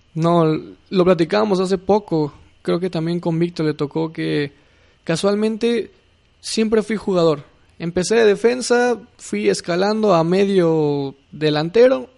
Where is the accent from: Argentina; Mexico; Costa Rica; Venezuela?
Mexico; Mexico City; Soy de la Ciudad de México.